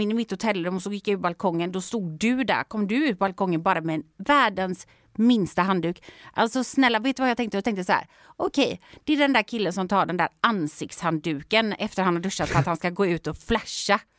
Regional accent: Sweden; jag var från Sverige

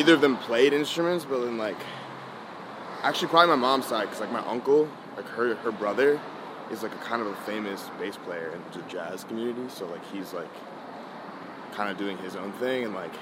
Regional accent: Cleveland, Ohio, United States; also born or lived in Washington, D.C.; now in New York, United States; I was born in Cleveland

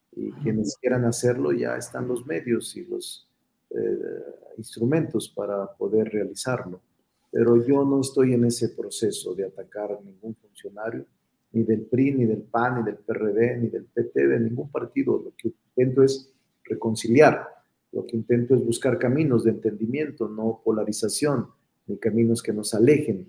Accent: Zacatecas, Mexico; now in Mexico City, Mexico; soy vecino de la San Rafael desde hace muchos años. Aquí vivo, este es mi domicilio. Soy Zacachilango

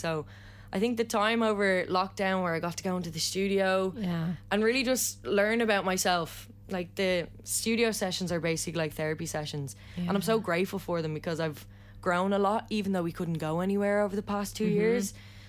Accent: Ireland; Nothing better, about being Irish.

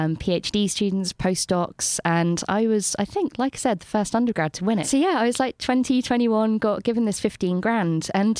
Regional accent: London, United Kingdom; also born or lived in Bristol; I went back to London and they asked me if I was from Bristol.

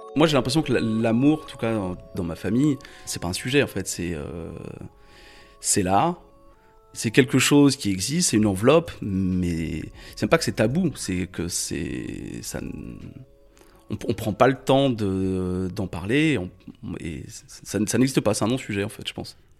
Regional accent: Chalonnes-sur-Loire, Pays de la Loire, France; je suis né en 1984 à Angers, sur les bords de la Loire

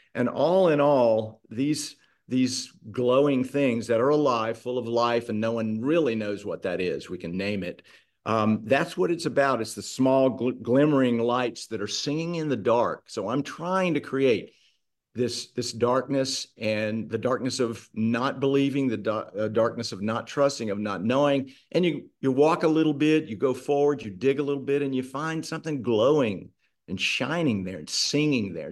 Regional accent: Charlotte, North Carolina, United States; moved away as an adult; now in Mississippi, United States; I'm from North Carolina, but came to Mississippi in 1982

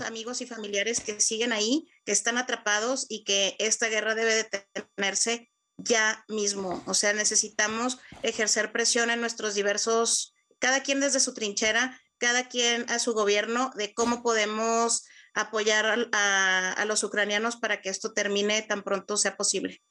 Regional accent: Mexico; moved away as an adult; now in Ukraine; como mexicana

